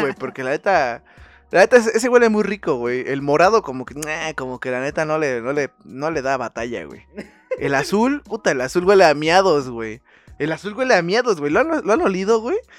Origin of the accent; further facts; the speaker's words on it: Mexico; nosotros como ciudadanos y como hijos mexicanos